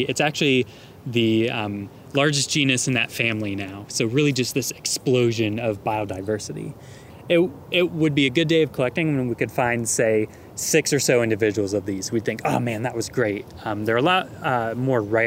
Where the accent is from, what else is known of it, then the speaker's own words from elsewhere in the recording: Ohio, United States; I was growing up in Ohio